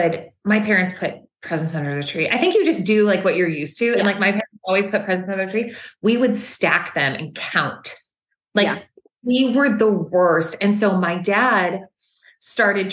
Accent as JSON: {"language": "English", "region": "Maine", "country": "United States", "moved": "yes", "said": "we're from Maine."}